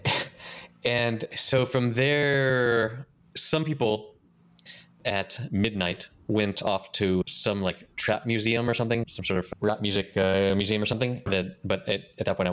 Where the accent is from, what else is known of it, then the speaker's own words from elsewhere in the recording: North Carolina, United States; I grew up in North Carolina